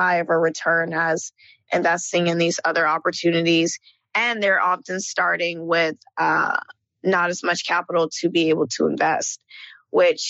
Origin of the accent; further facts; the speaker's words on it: Marietta, Georgia, United States; moved away as an adult; also born or lived in New York / Los Angeles; I come from Marietta, Georgia, which is right outside of Atlanta